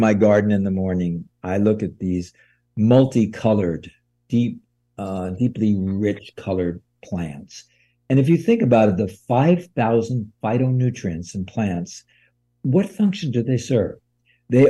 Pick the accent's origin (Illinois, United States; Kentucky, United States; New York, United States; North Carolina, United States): New York, United States; now in California, United States; I grew up in New York